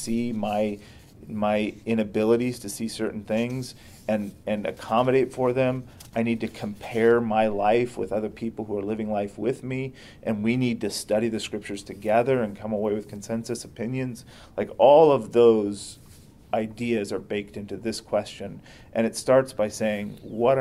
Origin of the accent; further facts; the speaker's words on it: United States; first language English; I was raised in America